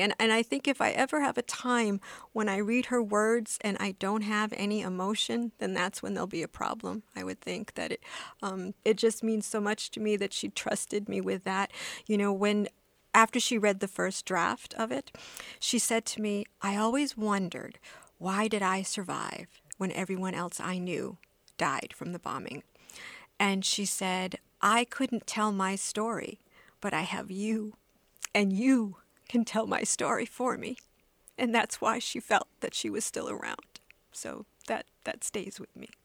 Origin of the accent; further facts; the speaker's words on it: United States; I was born in the States